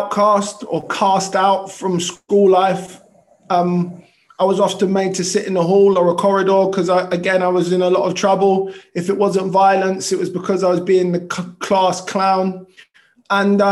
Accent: London, United Kingdom; I was born in South London Hospital in Clapham, which is closed now, and raised in Tooting

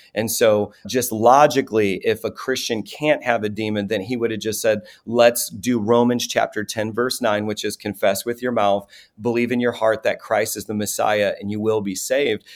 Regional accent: Chicago, Illinois, United States; I was raised in South Chicago, an incredibly poor neighborhood

